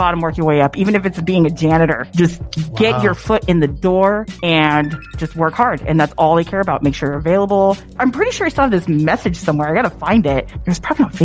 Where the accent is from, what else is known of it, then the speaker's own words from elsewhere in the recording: Arizona, United States; I'm born and raised here